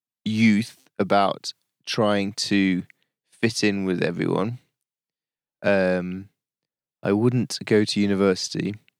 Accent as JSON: {"language": "English", "region": "Yorkshire and the Humber", "country": "United Kingdom", "lives_now": "London, United Kingdom", "said": "I say, oh, I live down in London, but I'm from Yorkshire. I always say that. I'm really proud of being Yorkshire."}